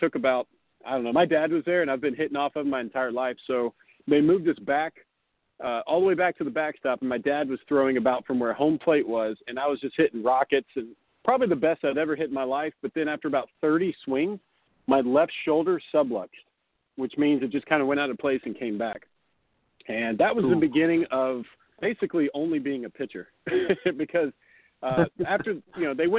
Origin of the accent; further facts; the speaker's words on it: the South, United States; Well, I grew up in the South. And after playing in Helena and then playing in Beloit, I lost my accent.